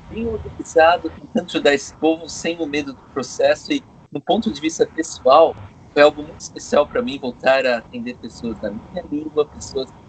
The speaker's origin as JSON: {"language": "Portuguese", "country": "Brazil", "tie": "born or raised there", "said": "voltar para poder ajudar a minha terra no momento que precisava muito, retribuir um pouco porque eu vejo, me sinto um privilegiado que o Brasil me deu muito, né, minha educação inteira de graça"}